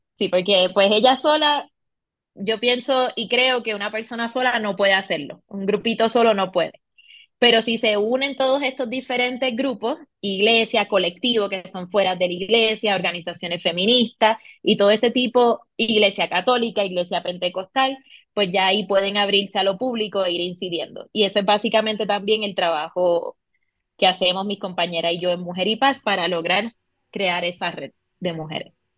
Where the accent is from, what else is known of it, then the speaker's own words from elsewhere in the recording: Puerto Rico; moved away as an adult; now in Bogotá, Colombia; soy de Puerto Rico, de la isla, del encanto